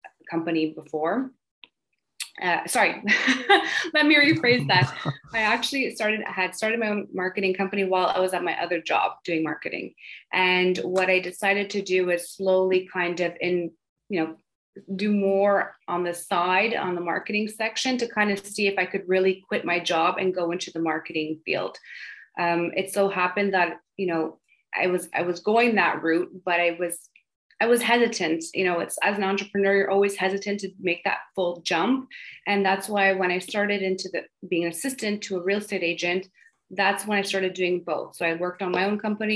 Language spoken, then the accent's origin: English; Montreal, Quebec, Canada; I grew up in the suburbs of Montreal called the West Island